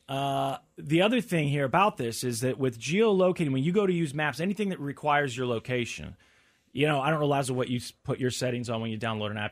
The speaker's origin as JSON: {"language": "English", "country": "United States", "said": "as an American"}